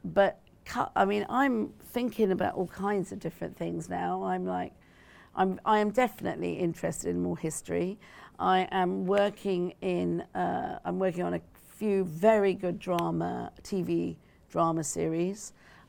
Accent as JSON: {"language": "English", "country": "United Kingdom", "said": "I make it very clear it is about me being both British and Asian, you know, and Punjabi."}